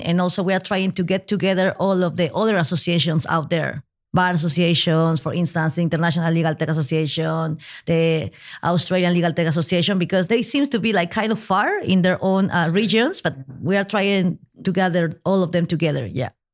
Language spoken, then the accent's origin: English; Peru; now in Madrid, Spain; I'm originally from Peru